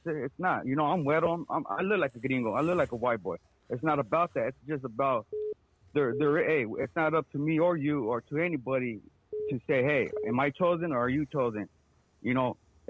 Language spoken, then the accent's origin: English; Phoenix, Arizona, United States; I got 5 kids. I recently, last year, bought 40 acres up north. I'm from Phoenix, Arizona